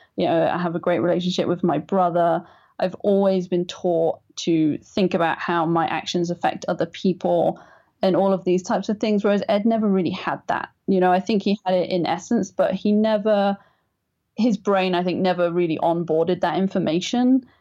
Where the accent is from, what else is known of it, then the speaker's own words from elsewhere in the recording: England, United Kingdom; I'm English